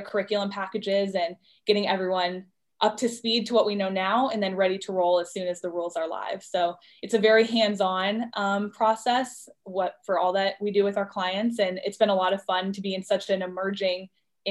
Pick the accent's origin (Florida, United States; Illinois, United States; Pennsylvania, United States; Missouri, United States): Florida, United States; Orlando; I'm originally from Orlando